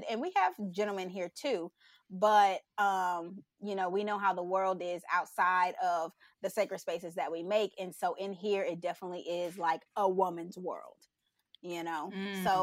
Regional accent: Texas, United States; I am. I'm from Texas.

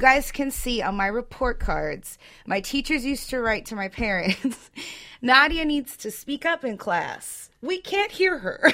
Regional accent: Orange County, California, United States; I'm from Orange County

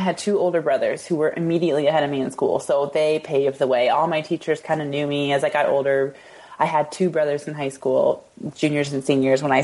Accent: Iowa City, Iowa, United States; also born or lived in Des Moines; We grew up in Iowa City.

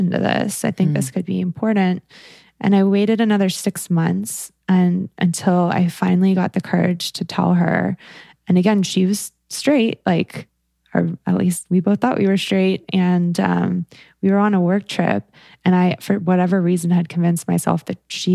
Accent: the South, United States; I come from the South and my parents are evangelical Christians.

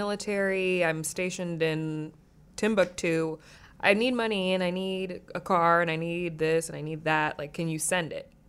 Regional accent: East Coast, United States; moved away as an adult; also born or lived in New York; now in Los Angeles, United States; growing up on the East Coast and now living in LA, it's like, because I lived in New York for a long time.

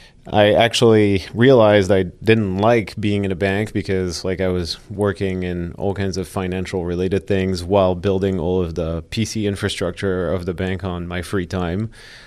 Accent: Switzerland; also born or lived in Paris, France; And then I grew up in Switzerland, actually. I was born in Paris, stayed there until my early teens, moved to Switzerland after that with my parents.

